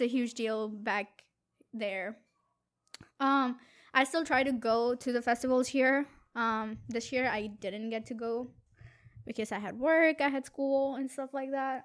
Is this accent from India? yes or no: yes; India; now in Boston, United States; I'm from India